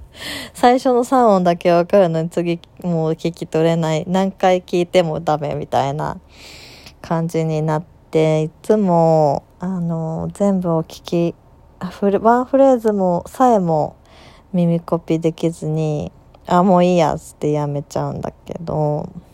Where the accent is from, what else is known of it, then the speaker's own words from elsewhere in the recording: Aichi, Japan; 愛知のど田舎出身なんですけど